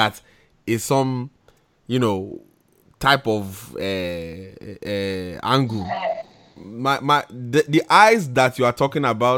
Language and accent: English; New Jersey, United States; moved away; I grew up in Jersey